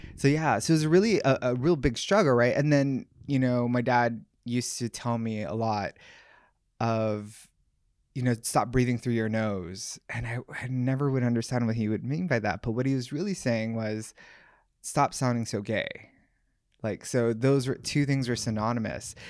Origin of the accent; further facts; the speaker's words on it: Oahu, Hawaii, United States; I grew up in Hawaii. Um, I grew up in Oahu, of all small places.